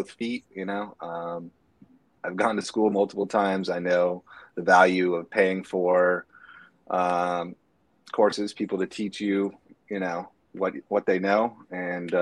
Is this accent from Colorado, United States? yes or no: no; Bay Area, north of San Francisco, California, United States; I am from the Bay Area, San Francisco, just north of San Francisco, across the Golden Gate. And I've lived here my whole life, except for when I went away for college